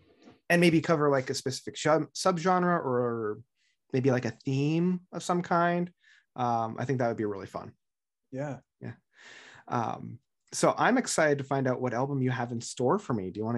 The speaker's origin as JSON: {"language": "English", "region": "Ontario", "country": "Canada", "said": "And as a Canadian, more specifically an Ontarian, I don't know if I could ever say that in any other context"}